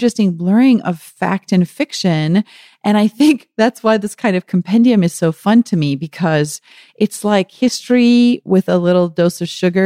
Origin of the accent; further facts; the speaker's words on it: KwaZulu-Natal, South Africa; I was born in KwaZulu-Natal, so the Zulu nation has always been very important to my father